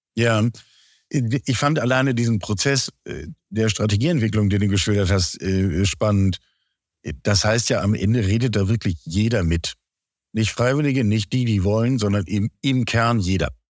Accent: Germany; ich bin selber am Elbdeich aufgewachsen

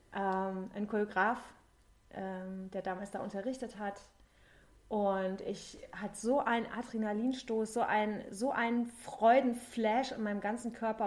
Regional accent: Thuringia, Germany; moved away as an adult; also born or lived in Cologne, Germany; now in Berlin, Germany; Ich komme ursprünglich komme ich aus Thüringen, also ich komme aus dem Osten mhm. und habe 20 Jahre in Köln gelebt und also ich bin mit 20 nach Köln

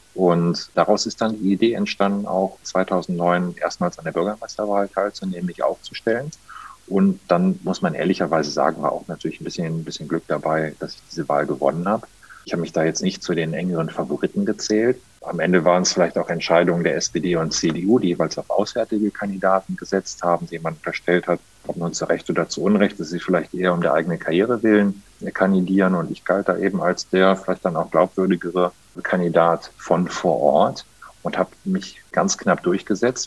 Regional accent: Monheim am Rhein, North Rhine-Westphalia, Germany; also born or lived in Düsseldorf; ich bin tatsächlich hier aufgewachsen in der Stadt, bin hier zur Schule gegangen

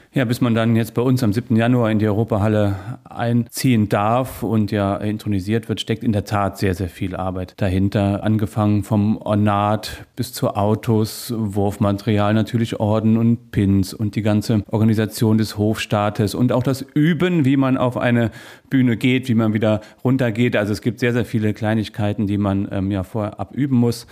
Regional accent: Niederstadtfeld, Rhineland-Palatinate, Germany; now in Trier, Germany; in meinem Heimatort in Eifel, in Niederstadtfeld

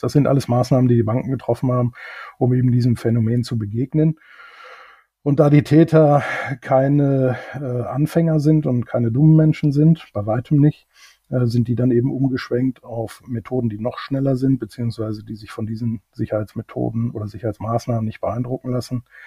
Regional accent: Germany; moved away as an adult; also born or lived in United Kingdom; ob ich nicht zufällig Deutsch spreche als Deutscher, was ich dann bejaht habe

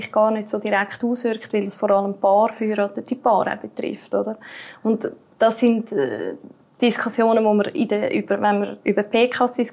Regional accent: Switzerland; als Schweizer Bürger kann ich das zurückfordern

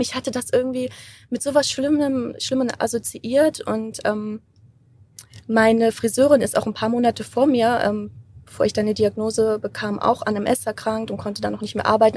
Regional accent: Germany; ich bin Deutsche

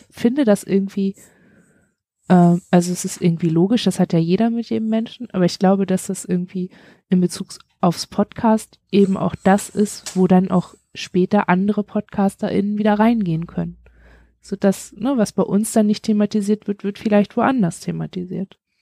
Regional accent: Germany; wir sind beide in einem, beide alle in einem Land geboren, das es heute nicht

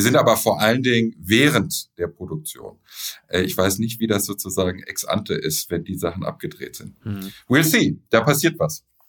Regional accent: Düsseldorf, North Rhine-Westphalia, Germany; Ich bin ja Düsseldorfer

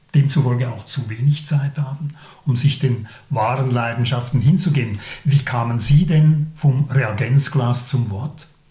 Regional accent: Laufenburg, Aargau, Switzerland; ich bin in Laufenburg aufgewachsen

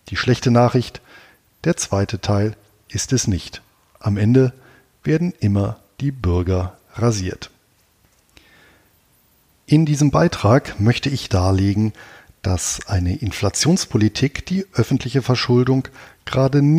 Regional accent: Bonn, North Rhine-Westphalia, Germany; Mit Ludwig van Beethoven begeht der wohl berühmteste Sohn meiner alten Heimatstadt in diesem Jahr seinen 250. Geburtstag. Als der Wegbereiter der Romantik in Bonn geboren wurde

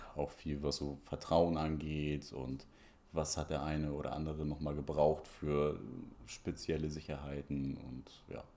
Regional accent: Hamburg, Germany; ich bin so am Rand von Hamburg aufgewachsen, in Bergedorf

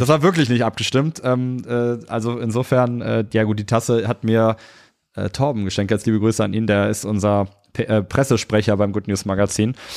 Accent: Cologne, North Rhine-Westphalia, Germany; Ich bin ursprünglich Kölner

